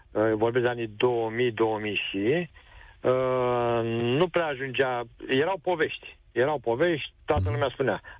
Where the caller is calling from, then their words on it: Galați, Galați County, Romania; Uh, vă sunt din Galați.